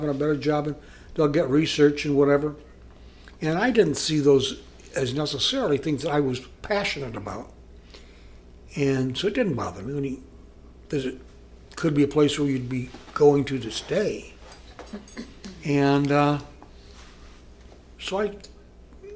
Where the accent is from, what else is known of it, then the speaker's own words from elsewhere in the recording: Iowa, United States; now in Columbus, United States; I grew up in the river, Mississippi River, up in Iowa